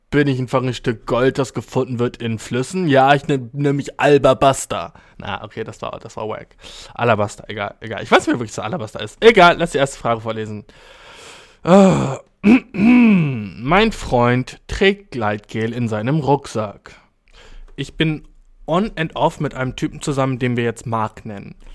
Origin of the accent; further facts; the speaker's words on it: Albania; Ich komme aus Albanien, Mann, dude.